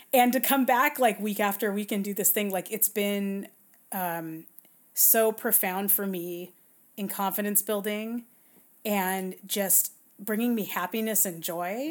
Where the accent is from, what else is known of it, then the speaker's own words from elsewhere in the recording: Southern California, United States; I'm born and raised in Southern California, around surf culture